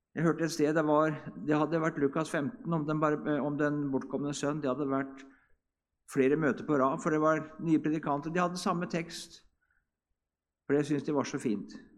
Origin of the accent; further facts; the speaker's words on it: Hedrum, Vestfold, Norway; i Hedrum, der jeg kommer ifra